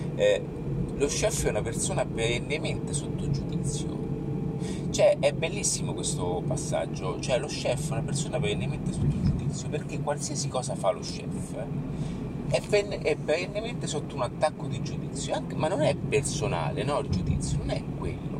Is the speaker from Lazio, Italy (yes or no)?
yes; Rome, Lazio, Italy; also born or lived in Fonte Nuova; io sono di origine, sono di Roma